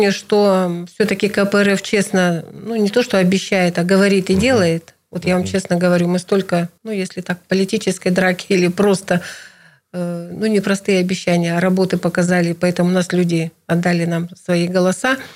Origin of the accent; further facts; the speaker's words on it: Irkutsk Oblast, Russia; Нижнеудинский да, район, для сильный, вас родной, да. Не меньше, очень откуда важно. я родом, да, откуда, откуда я родом.